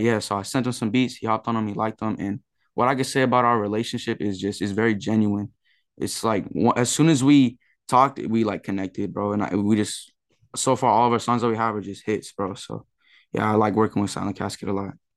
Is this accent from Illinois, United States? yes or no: no; San Diego, California, United States; I'm from San Diego, California